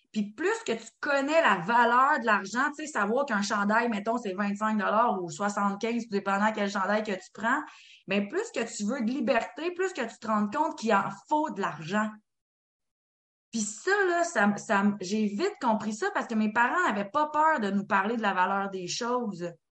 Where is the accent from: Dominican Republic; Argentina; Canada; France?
Canada; Quebec; en tant que Québécois